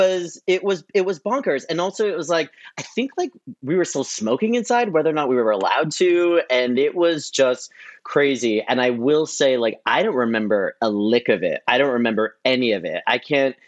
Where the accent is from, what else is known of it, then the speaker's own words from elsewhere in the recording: San Francisco, California, United States; moved away as an adult; now in New York, United States; I was DJing and doing events in San Francisco, where I'm from.